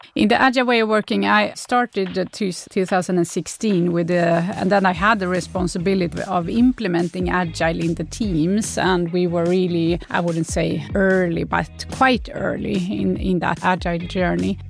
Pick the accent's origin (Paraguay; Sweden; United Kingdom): Sweden; Gothenburg, Västra Götaland; now in Stockholm, Sweden; I live in Stockholm, but I'm from Gothenburg.